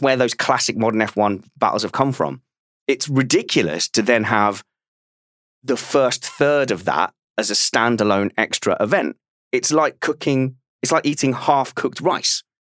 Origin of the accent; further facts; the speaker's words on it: United Kingdom; As a Brit